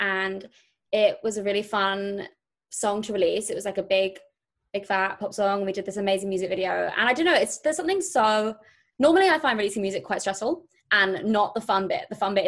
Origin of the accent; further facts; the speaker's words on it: near Brighton, South East England, United Kingdom; moved away as an adult; now in London, United Kingdom; I grew up in the UK. I grew up in near a place called Brighton, which is south of London on the coast